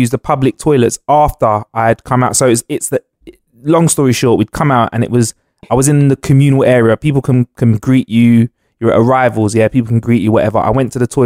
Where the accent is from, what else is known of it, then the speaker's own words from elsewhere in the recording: London, United Kingdom; born and raised in Northwest London